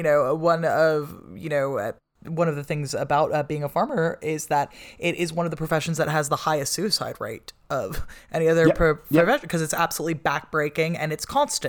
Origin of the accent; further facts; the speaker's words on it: United States; now in United Kingdom; I'm from America